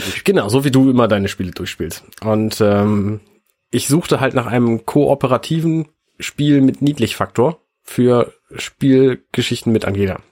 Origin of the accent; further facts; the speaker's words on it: Buxtehude, Lower Saxony, Germany; moved away; ich komme aus Buxtehude